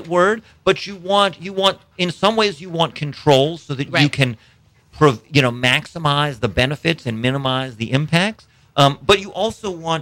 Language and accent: English; East Coast, United States; now in Cocodrie, United States; I grew up on the East Coast